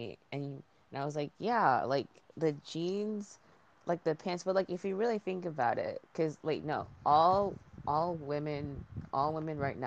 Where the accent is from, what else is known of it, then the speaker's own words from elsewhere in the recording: Connecticut, United States; I was born here in Connecticut and have lived here all of my 18 years of life